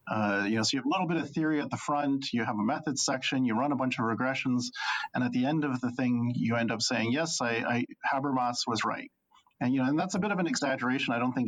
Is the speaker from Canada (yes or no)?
yes; Canada; as a Canadian student